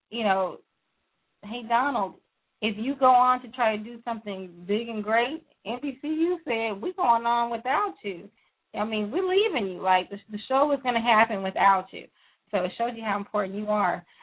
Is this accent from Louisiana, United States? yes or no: yes; Louisiana, United States; I was born in Louisiana. I I do consider that truly home. Uh, those are my people. They sound like me.